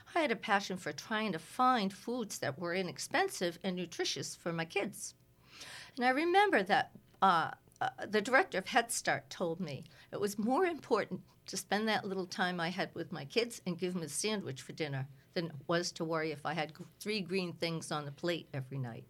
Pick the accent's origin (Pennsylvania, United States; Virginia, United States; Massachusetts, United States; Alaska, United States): Massachusetts, United States; Cape Ann; I was raised, uh, around a lot of Swedes on Cape Ann.